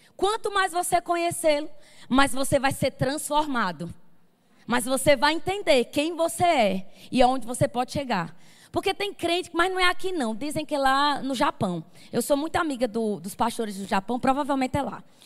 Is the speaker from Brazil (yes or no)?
yes; Campina Grande, Paraíba, Brazil; accent: sotaque arrastado; eu sou de Campina Grande, do Verbo da Vida Sede